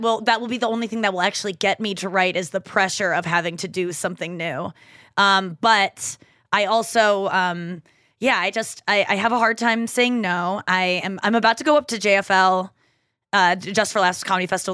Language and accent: English; St. Louis, Missouri, United States; moved away as an adult; I live in Saint Louis. Like, I moved back to my hometown during the pandemic and I've just stayed here